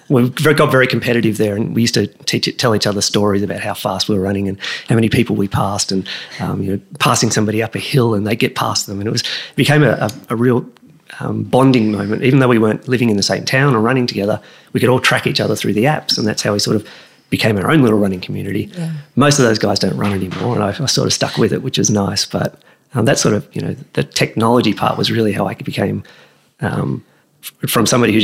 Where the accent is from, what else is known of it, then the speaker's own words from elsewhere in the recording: Wagga Wagga, New South Wales, Australia; Growing up in Wagga, you had to play sport.